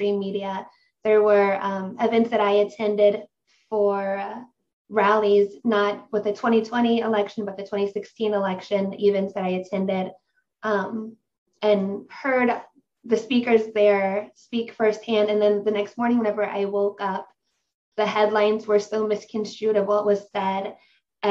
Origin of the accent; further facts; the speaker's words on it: Ohio, United States; I'm from Ohio in the United States.